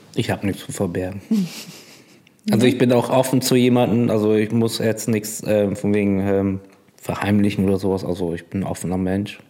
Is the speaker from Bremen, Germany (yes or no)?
yes; Bremerhaven, Bremen, Germany; Ich bin aber geborener Fischkopf